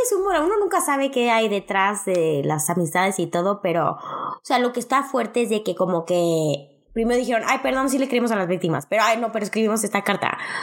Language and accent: Spanish; Mexico